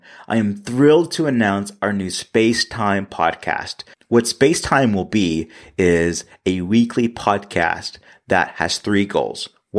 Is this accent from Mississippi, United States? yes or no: yes; Mississippi, United States; my home state of Mississippi.